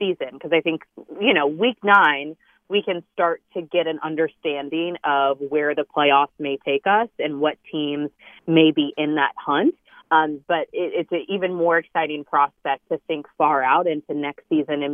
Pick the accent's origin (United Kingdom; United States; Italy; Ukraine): United States; Kansas City, Missouri; moved away; I'm from Kansas City, Missouri originally